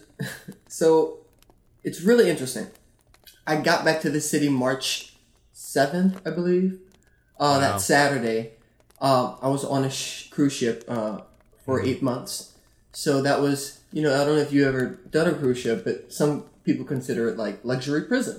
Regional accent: the South, United States; now in New York, United States; I grew up in the South

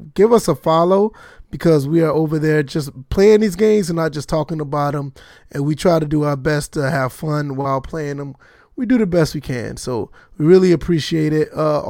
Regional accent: the South, United States; Cause see, I'm from the South. I don't know anything about that.

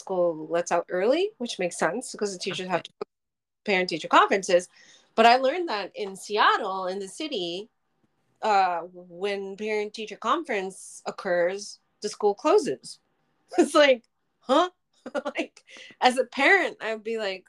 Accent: Japan; moved away; Growing up in Japan, my teen years.

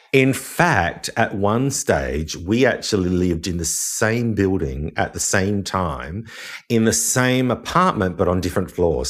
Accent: Wollongong, New South Wales, Australia; also born or lived in Sydney; I grew up in Wollongong

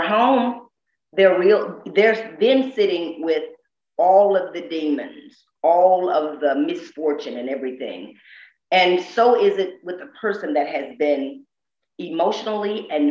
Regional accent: the South, United States; I'm so deep from the South.

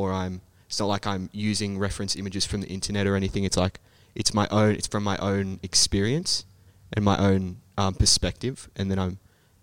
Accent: Sydney, New South Wales, Australia; now in Brisbane, Australia; I'm from Sydney, so I guess it's a bit bigger there than maybe it is here in Brisbane

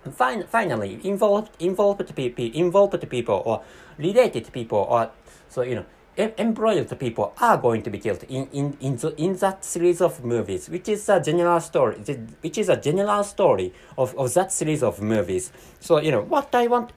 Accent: Japan; accent: Japanese; first language Japanese; English is a second language; I'm a non-native speaker of English language and my mother tongue is Japanese

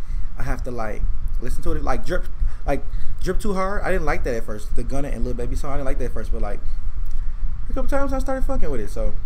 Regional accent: Detroit, Michigan, United States; I'm from Detroit.

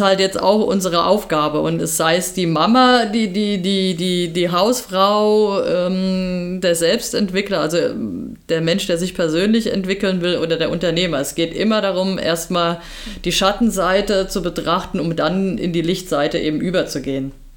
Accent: Germany; bei uns in Deutschland

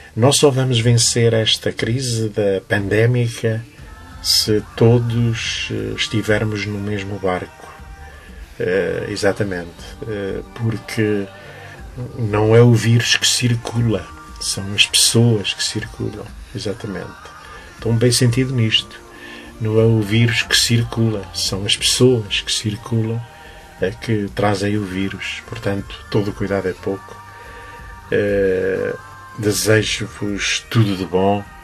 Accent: Loriga, Centro, Portugal; foi a terra que me viu nascer, que me viu crescer

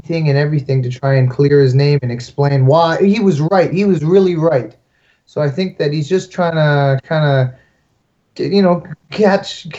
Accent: Canada; I'm very Canadian

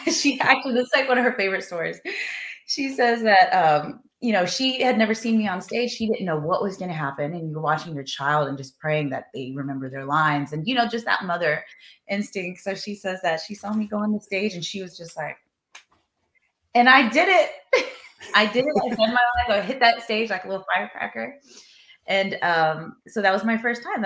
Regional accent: Texas, United States; now in Los Angeles, United States; growing up in Texas, all boys

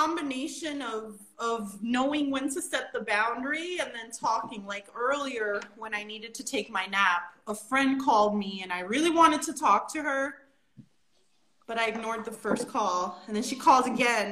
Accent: New York City, New York, United States; I'm from the Bronx

